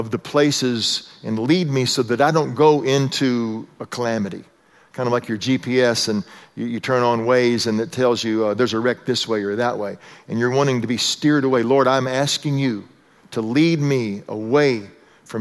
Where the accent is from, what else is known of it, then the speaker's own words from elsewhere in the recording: Texas, United States; moved away; I was raised in Texas